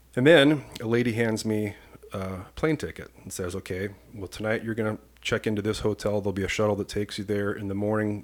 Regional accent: Washington, Iowa, United States; moved away as an adult; now in Saint Paul, United States; I grew up in a small town in Washington, Iowa, population seven thousand

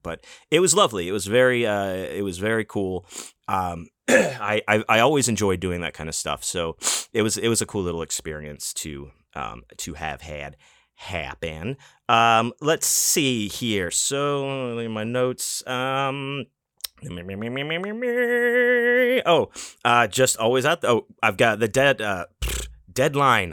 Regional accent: Houston, Texas, United States; now in Las Vegas, United States; I grew up in Houston, Texas

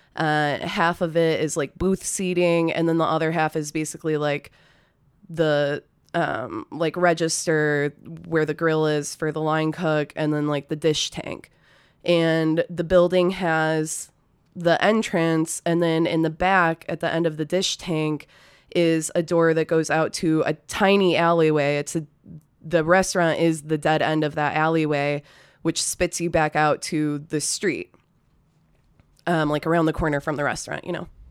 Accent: a city just north of Detroit, Michigan, United States; moved away as an adult; also born or lived in Ypsilanti, Michigan; now in Austin, United States; I'm from Michigan originally. I, uh, grew up in a city just north of Detroit.

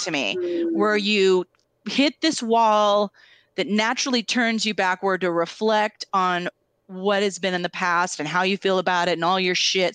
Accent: Tri-Cities, Washington, United States; moved away; also born or lived in Seattle; I grew up in the Tri Cities, I went to keggers

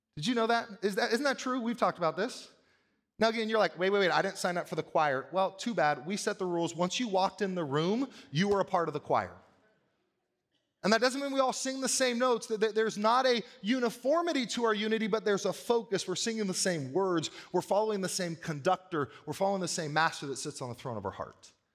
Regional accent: United States; I am proud sometimes to be an American

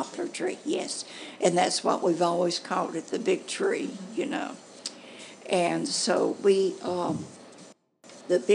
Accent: Carbon Hill, Alabama, United States; I was born in Carbon Hill. That's about 15 to 16 miles from here.

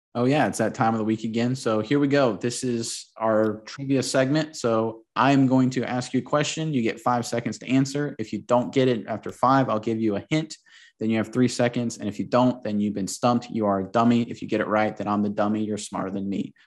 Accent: Florida, United States; I grew up in Florida

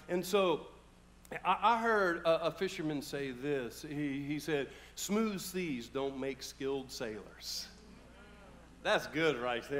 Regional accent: California, United States; also born or lived in Bellingham; I was born here in Bellingham, never really lived here. Ended up in California, lived all over the Oakland, Concord, West Pittsburgh, San Francisco, all that area.

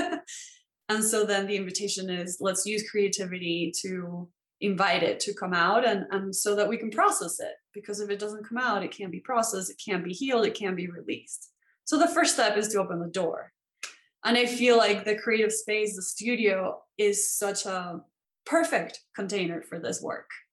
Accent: Venezuela; born or raised there; moved away

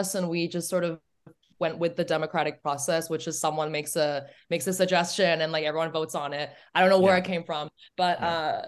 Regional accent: Hong Kong; first language English; moved away as an adult; also born or lived in Germany / United States; I grew up in Hong Kong, went to high school there. I actually went to an Australian school. It was an international school. I was there for 14 years

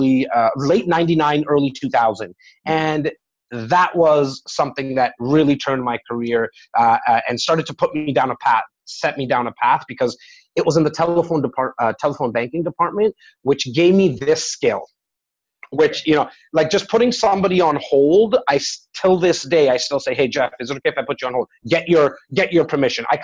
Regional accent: Toronto, Ontario, Canada; born and raised in Rexdale, a little area in Etobicoke

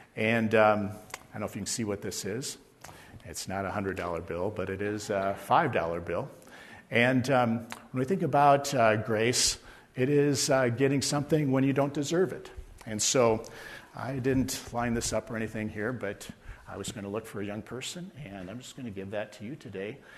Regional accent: Mason City, Iowa, United States; I was born in Mason City, Iowa, in northern Iowa

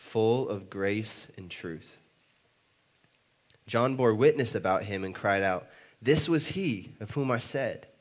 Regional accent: South Dakota, United States; now in Oklahoma City, United States; I'm from South Dakota

